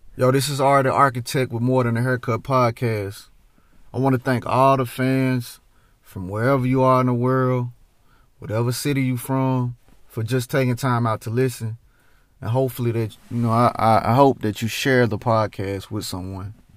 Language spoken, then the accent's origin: English; Memphis, Tennessee, United States; I'm from Memphis